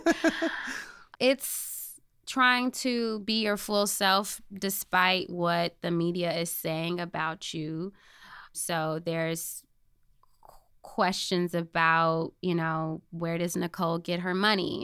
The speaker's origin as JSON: {"language": "English", "town": "Chicago", "region": "Illinois", "country": "United States", "tie": "born or raised there", "also_born_or_lived": "Michigan", "said": "I grew up in the Inglewood community on the South Side, born and raised there."}